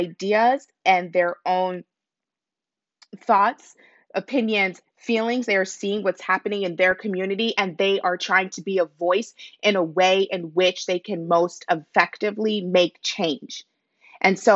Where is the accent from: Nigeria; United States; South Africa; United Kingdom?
Nigeria; I'm Nigerian myself